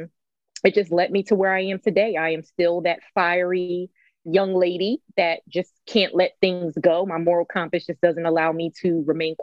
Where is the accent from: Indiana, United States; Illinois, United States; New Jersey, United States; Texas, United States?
New Jersey, United States; Newark; moved away; I grew up in Newark, New Jersey.